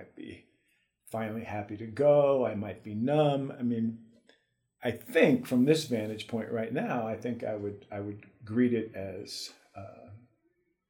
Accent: New York City, New York, United States; moved away as an adult; I grew up in the Bronx in New York City in 1950s and 60s and the early 70s before I left for good

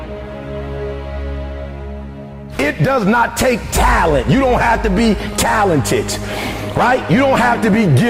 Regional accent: Detroit, Michigan, United States; I'm from Detroit, homeless

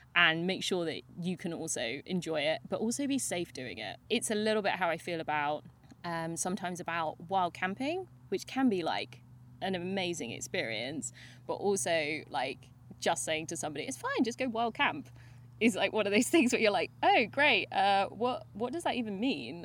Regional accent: United Kingdom; because we're very British

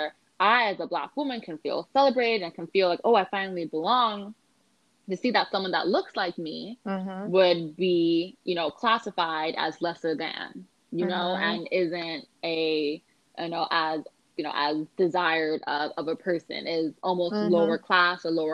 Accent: Los Angeles, California, United States; I'm from Los Angeles.

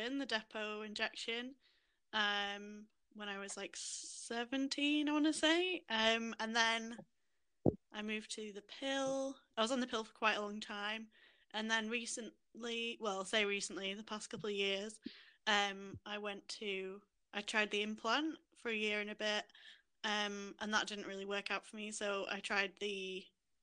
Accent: Yorkshire and the Humber, United Kingdom; I'm from Yorkshire in England, just a little sort of country village

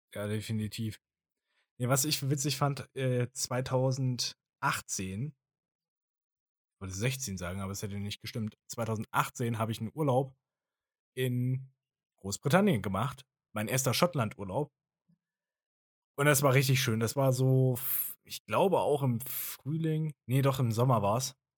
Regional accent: Germany; bei uns in Deutschland

